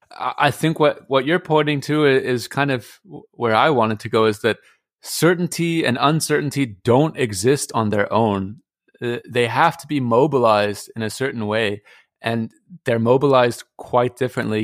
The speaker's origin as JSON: {"language": "English", "country": "United States", "moved": "yes", "said": "as an American"}